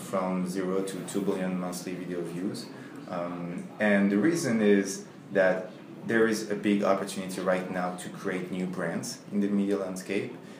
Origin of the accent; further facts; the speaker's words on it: Paris, Île-de-France, France; English is a second language; moved away; I'm from France, from Paris